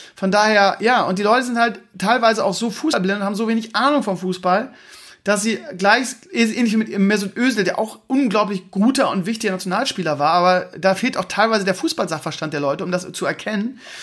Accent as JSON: {"language": "German", "region": "Bremen", "country": "Germany", "tie": "born or raised there", "said": "ich komme aus Bremen-Gröpeling"}